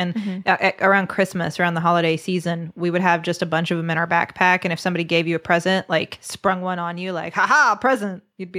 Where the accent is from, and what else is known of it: West Virginia, United States